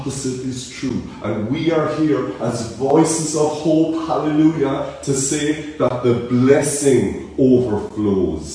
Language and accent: English; Cork, Munster, Ireland; accent: Cork; my Cork accent